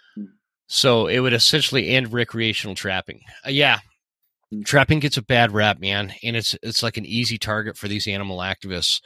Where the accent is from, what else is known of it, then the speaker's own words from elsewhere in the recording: Utah, United States; I was raised in Utah